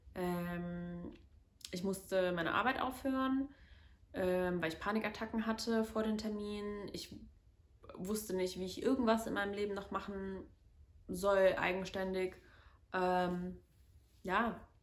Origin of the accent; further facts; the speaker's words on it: Cologne, North Rhine-Westphalia, Germany; also born or lived in Medellín, Colombia; now in Bonn, Germany; Ich bin in Köln geboren und in der Nähe von Köln aufgewachsen, im Vorort